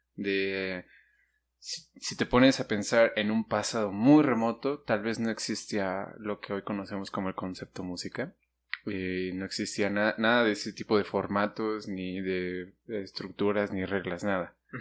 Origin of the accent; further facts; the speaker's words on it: Mexico; aquí en México